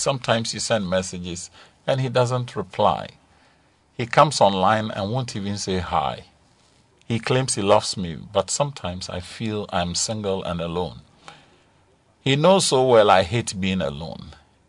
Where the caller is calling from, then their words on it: Kpong, Eastern Region, Ghana; from Kpong.